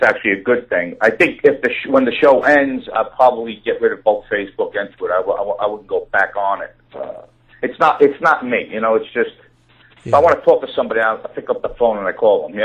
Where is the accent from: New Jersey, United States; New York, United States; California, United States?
New York, United States; New York City; I was born and raised in Brooklyn, New York